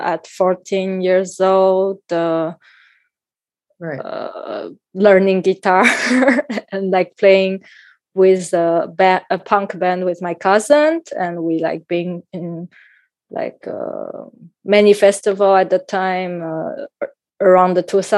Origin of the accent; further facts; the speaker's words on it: Taipei, Taiwan; moved away as an adult; now in Tel Aviv, Israel; So I grew up in Taipei, and I was living in Taipei my whole life.